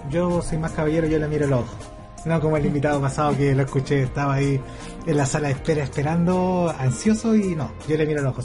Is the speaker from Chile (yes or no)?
yes; Rengo, O'Higgins, Chile; La verdad es que nosotros somos de Rengo y viajamos para el norte.